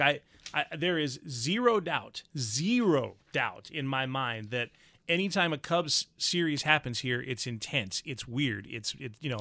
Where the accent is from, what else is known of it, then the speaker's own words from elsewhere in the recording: the South, United States; moved away; I'm from the South